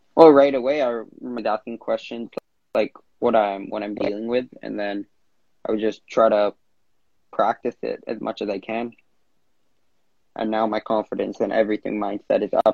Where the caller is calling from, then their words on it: Vancouver, British Columbia, Canada; I'm calling in from Vancouver, Canada